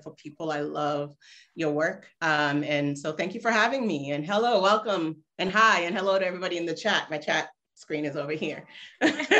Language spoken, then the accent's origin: English; Cincinnati, Ohio, United States; also born or lived in Nigeria; now in Ghana; from fifth grade on, I was back in the States, in Ohio, actually. So I'm a Midwesterner